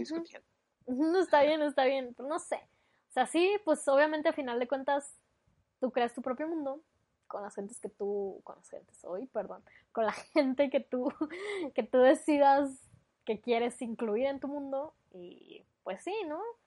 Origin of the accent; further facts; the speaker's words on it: Mexico; sí somos bastante creativos, la verdad, para ser mexicanos